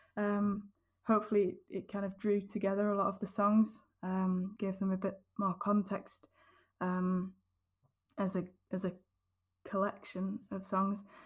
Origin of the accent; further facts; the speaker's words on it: Yorkshire and the Humber, United Kingdom; the scene that I grew up with in Yorkshire